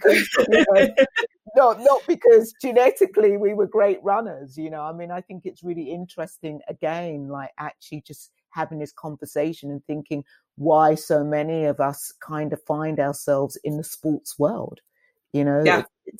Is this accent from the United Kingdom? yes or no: yes; United Kingdom; I grew up in Black Britain